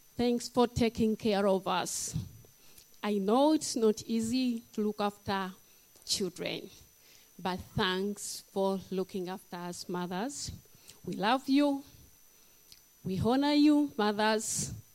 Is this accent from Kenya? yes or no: no; Uganda; moved away; I'm from Africa, Uganda, the power of Africa